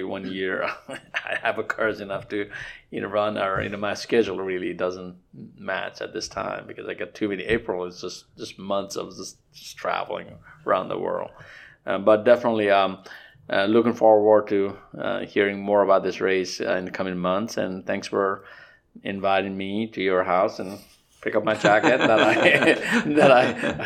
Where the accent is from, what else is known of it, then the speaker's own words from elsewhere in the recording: Nepal; now in Alabama, United States; I grew up in Nepal